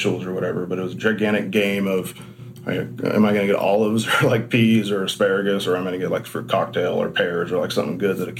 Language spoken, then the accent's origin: English; Washington, United States; I was born in Washington State. I've never lived anywhere else